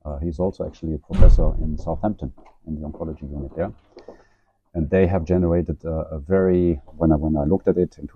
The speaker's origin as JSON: {"language": "English", "country": "Germany", "also_born_or_lived": "Dublin, Ireland / San Francisco Bay Area / Scandinavia", "moved": "as an adult", "lives_now": "Oslo, Norway", "said": "I'm originally from Germany. But I left Germany now, I think a little bit 20 years ago"}